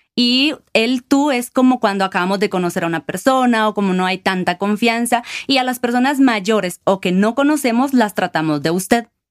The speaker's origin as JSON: {"language": "Spanish", "town": "Guatemala City", "region": "Guatemala Department", "country": "Guatemala", "moved": "as an adult", "lives_now": "Quetzaltenango, Guatemala", "said": "Soy originalmente de Guatemala, de la ciudad de Guatemala, y actualmente vivo en Quetzaltenango"}